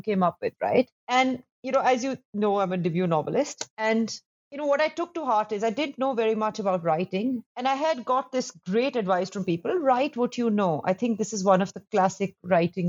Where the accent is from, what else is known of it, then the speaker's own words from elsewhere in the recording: Delhi, India; when I grew up in Delhi